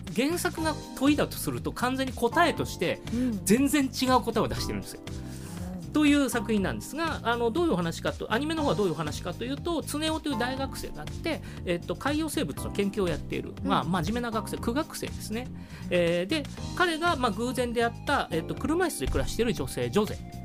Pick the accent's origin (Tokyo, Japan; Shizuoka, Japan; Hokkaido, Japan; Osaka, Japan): Shizuoka, Japan; 僕静岡県出身